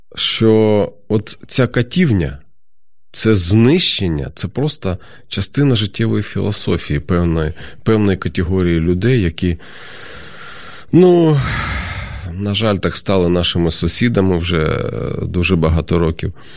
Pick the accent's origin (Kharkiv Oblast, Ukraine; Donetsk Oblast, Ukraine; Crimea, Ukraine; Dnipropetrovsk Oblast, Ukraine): Kharkiv Oblast, Ukraine; Kharkiv; Я сам звідти, я з Харкова родом